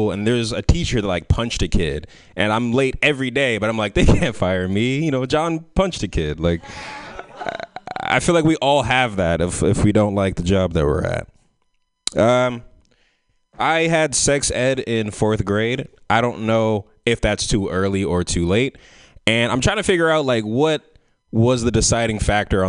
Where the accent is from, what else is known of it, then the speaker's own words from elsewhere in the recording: San Francisco, California, United States; growing up in San Francisco